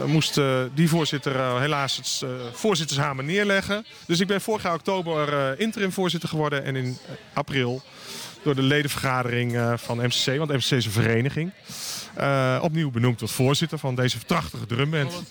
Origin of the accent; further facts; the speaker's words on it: Weesp, North Holland, Netherlands; moved away; Ik kom uit Weesp, daar ken ik het van.